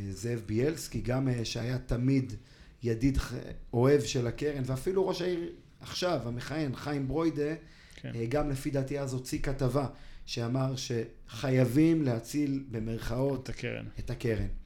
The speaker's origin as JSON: {"language": "Hebrew", "town": "Ra'anana", "region": "Central District", "country": "Israel", "tie": "born or raised there", "also_born_or_lived": "Kfar Saba", "said": "ברעננה. כן. אה, גדלתי כמה שנים בכפר סבא. אימא שלי מכפר סבא, אבא מרעננה, משפחה מאוד מאוד ותיקה ברעננה"}